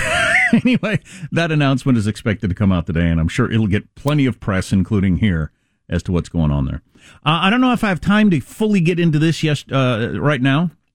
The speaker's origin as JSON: {"language": "English", "region": "California", "country": "United States", "said": "as a Californian"}